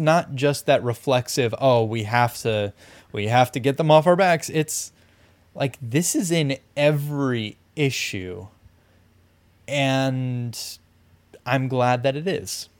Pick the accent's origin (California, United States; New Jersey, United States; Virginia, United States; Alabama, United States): California, United States; we are both Californian. We're both, like, coastal, urban Californians